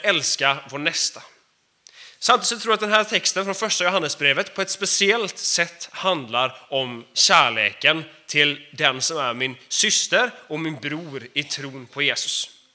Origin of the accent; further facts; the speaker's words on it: Sweden; Jag är också svensk.